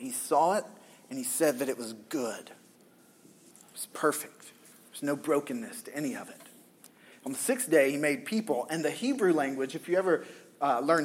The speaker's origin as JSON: {"language": "English", "region": "the South", "country": "United States", "tie": "born or raised there", "moved": "yes", "said": "I grew up in the South"}